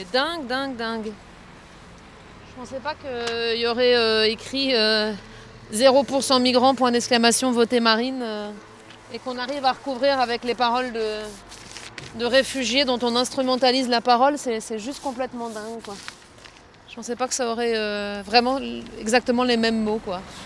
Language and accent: French; Strasbourg, Grand Est, France; also born or lived in Hénin-Carvin; je suis strasbourgeoise et actuellement en résidence d'immersion et de travail dans la communauté d'agglomération d'Hénin-Carvin